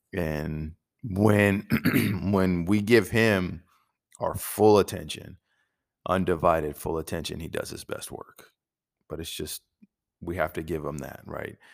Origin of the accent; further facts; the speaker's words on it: United States; us as American Christians